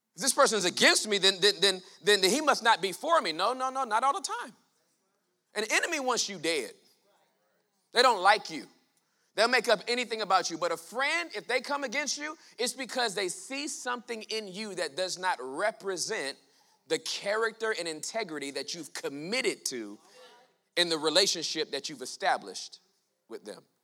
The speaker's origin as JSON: {"language": "English", "region": "Southern California", "country": "United States", "tie": "born or raised there", "said": "I was born and raised in Southern California in the hood."}